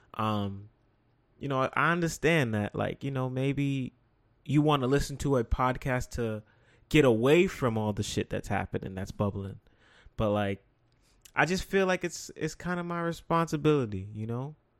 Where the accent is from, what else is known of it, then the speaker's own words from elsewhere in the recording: New York City, New York, United States; to be from the Bronx